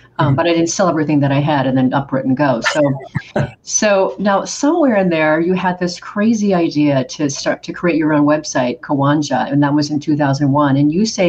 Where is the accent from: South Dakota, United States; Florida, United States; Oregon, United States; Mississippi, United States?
Oregon, United States; moved away as an adult; also born or lived in Spain / Brazil; I'm from Oregon originally, small town, and then got the chance to live in Spain and Brazil in my mid-20s